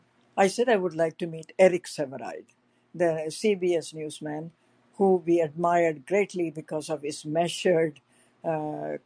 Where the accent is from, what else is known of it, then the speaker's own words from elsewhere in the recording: South India, India; moved away as an adult; also born or lived in San Francisco; now in United States; I was from South India. I was a Brahmin